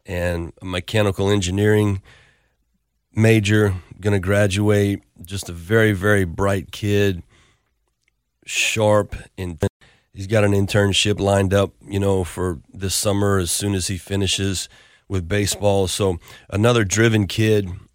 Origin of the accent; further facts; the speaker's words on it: Lafayette, Louisiana, United States; my hometown where I played